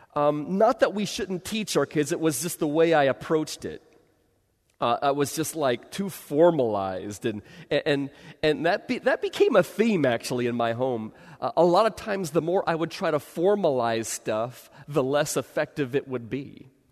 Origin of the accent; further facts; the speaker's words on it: Bay Area, California, United States; I grew up in the Bay Area